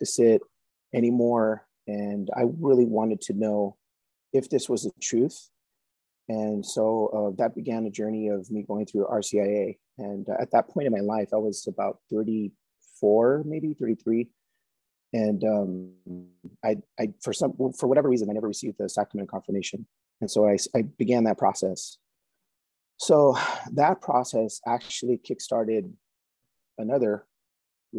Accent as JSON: {"language": "English", "town": "San Jose", "region": "California", "country": "United States", "also_born_or_lived": "Bay Area, California", "moved": "as an adult", "lives_now": "Idaho, United States", "said": "originally from San Jose, California, Diocese of San Jose"}